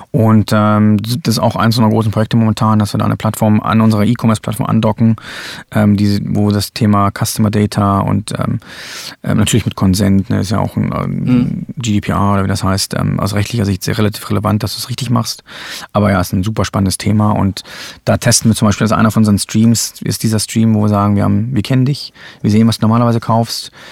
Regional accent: Germany; ich bin in Deutschland aufgewachsen, da wusste ich überhaupt nichts von.

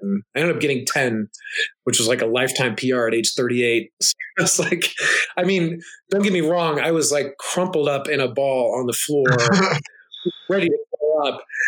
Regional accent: United States; I'm an American guy

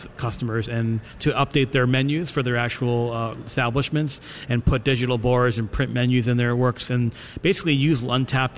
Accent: New York, United States; I'm from New York

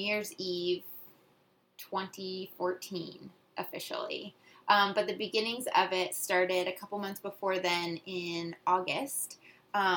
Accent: Georgia, United States; also born or lived in Pennsylvania; now in Adirondacks, United States; I'm from Georgia

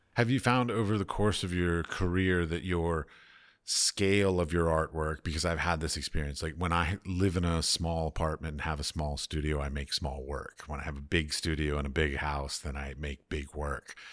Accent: United States; moved away; I come from American capitalistic societies

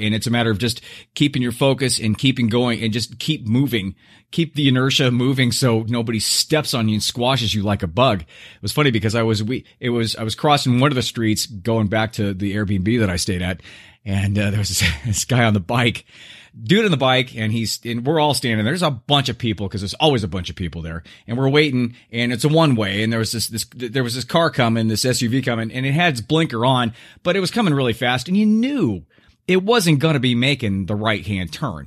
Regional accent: Southern California, United States; how I was brought up in Southern California and how I live now

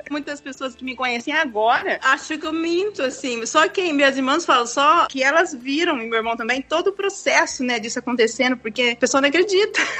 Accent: Londrina, Paraná, Brazil; now in Uzbekistan; Ah, então … né? Eu sou de Londrina, no Paraná.

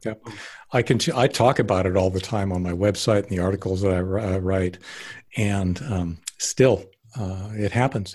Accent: Canada; now in United States; I was actually born up in Canada, so I've got yeah. both both passports

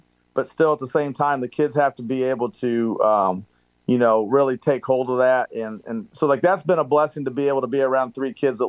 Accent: Indiana, United States; moved away; I grew up in Indiana

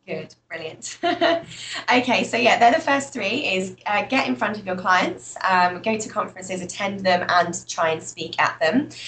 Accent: United Kingdom; accent: British; moved away as an adult; also born or lived in Malta; now in Australia; as you can tell by my accent, I'm British

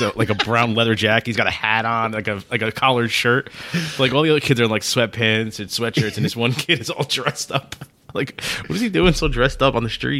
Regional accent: New Jersey, United States; We're from New Jersey, which is right close to Philly

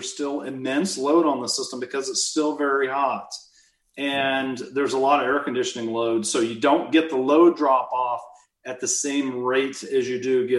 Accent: Midwest, United States; moved away; I'm from the Midwest

